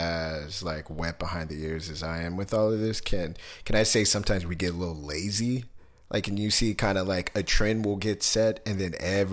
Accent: Kansas City, United States; moved away; I was born in Kansas City

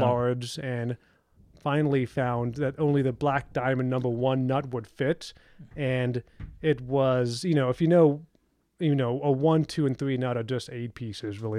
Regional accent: Houston, Texas, United States; also born or lived in Austin, Texas; I grew up in Texas, ended high school in Houston

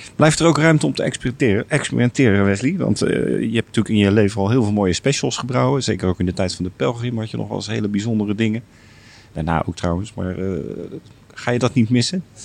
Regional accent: Rotterdam, South Holland, Netherlands; als Rotterdammer

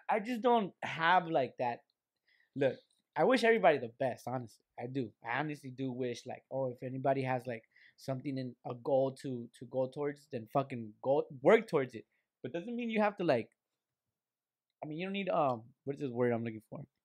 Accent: Lynwood, California, United States; we're just kids from the fucking Linwood

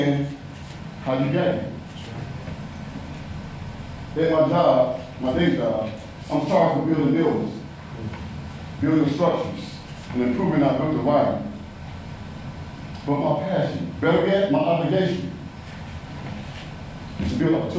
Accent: Mississippi, United States; I'm from Mississippi

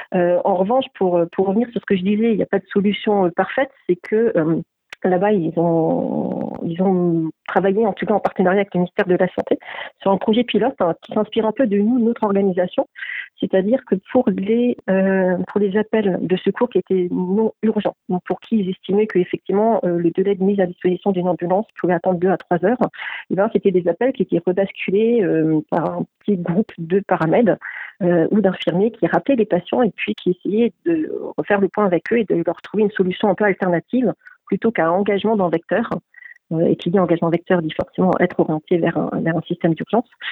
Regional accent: France; also born or lived in Quebec

